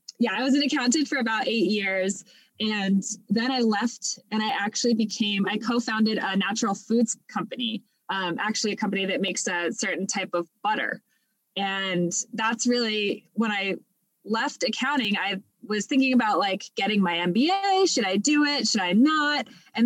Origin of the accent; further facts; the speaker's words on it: Los Angeles, California, United States; now in Texas, United States; I actually grew up in Los Angeles